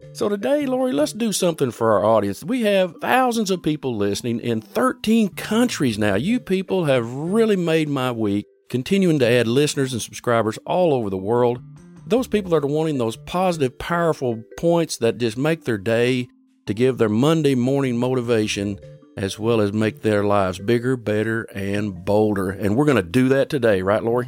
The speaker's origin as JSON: {"language": "English", "country": "United States", "tie": "born or raised there", "said": "I was born in America"}